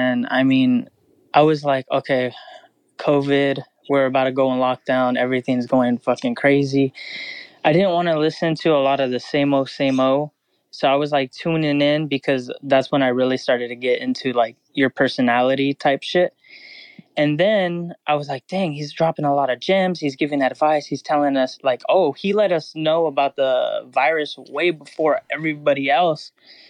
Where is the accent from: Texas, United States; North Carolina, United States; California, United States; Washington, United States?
California, United States; Fresno; Fresno, California.